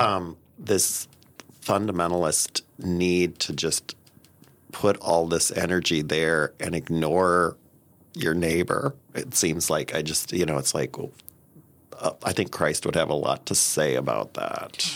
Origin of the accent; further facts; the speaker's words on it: Nebraska, United States; I grew up in Nebraska, the son of a Lutheran pastor.